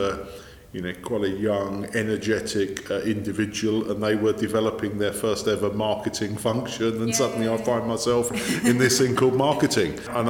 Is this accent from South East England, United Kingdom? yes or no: yes; South East England, United Kingdom; born there; I was born in Kent.